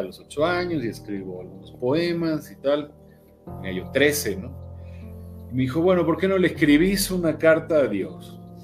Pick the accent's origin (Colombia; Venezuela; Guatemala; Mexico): Mexico; aquí no salen rabinos mexicanos, no sé por qué, entonces los, los importamos de Argentina